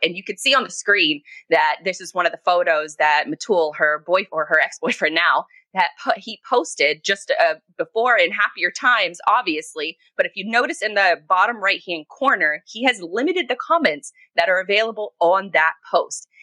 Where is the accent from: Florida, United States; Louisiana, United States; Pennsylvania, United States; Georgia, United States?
Florida, United States; Jacksonville; my hometown of Jacksonville, Florida